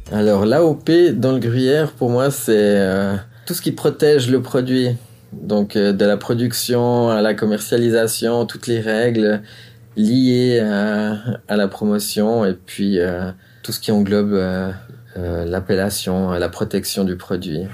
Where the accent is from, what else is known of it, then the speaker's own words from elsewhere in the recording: Montricher, Vaud, Switzerland; je viens de Montrichet, on a la fromagerie gourmande à Montrichet. Je suis fils de fromager